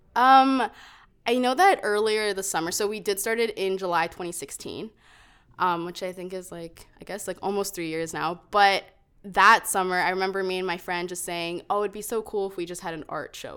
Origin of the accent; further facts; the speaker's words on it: Calgary, Alberta, Canada; also born or lived in Toronto; we moved here when I was five, so I was pretty much a Calgarian, born and raised here